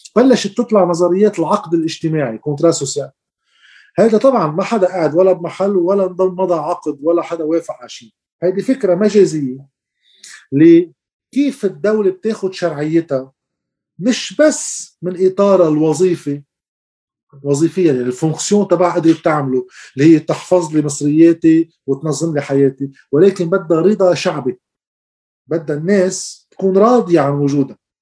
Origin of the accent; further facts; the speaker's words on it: Lebanon; نحن بلد صغير